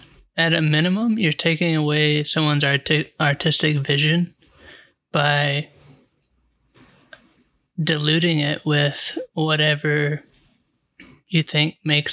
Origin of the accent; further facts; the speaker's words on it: United States; we're American and we got to be awesome and beat everyone and control everything.